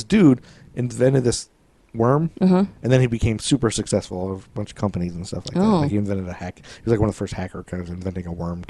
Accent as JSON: {"language": "English", "town": "Toledo", "region": "Ohio", "country": "United States", "tie": "born or raised there", "said": "growing up in Toledo, Ohio."}